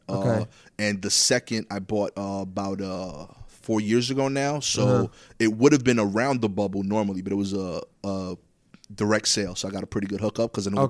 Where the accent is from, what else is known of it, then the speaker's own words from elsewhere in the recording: New York City, New York, United States; I grew up in East New York. The part where I'm at now, there's a subsegment of East New York called Cypress Hills.